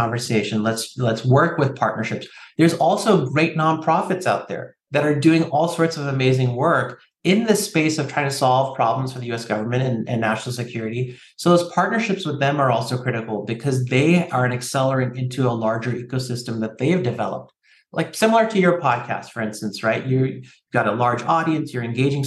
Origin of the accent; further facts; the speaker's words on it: San Francisco Bay Area, California, United States; I grew up here in the San Francisco Bay Area myself, and, you know, I call myself a Cali kid. I say hella and dude and bro.